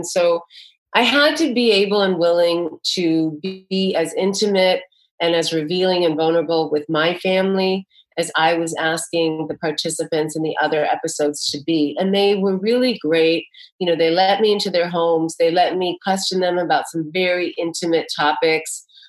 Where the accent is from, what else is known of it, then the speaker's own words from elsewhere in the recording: New York City, New York, United States; You know, I'm a New Yorker. I'm used to everyone bumping against each other.